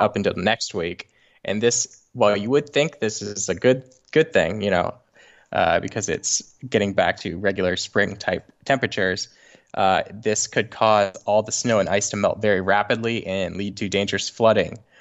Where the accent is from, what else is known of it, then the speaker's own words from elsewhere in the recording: Los Angeles, California, United States; also born or lived in Saint Louis; I'm from Los Angeles.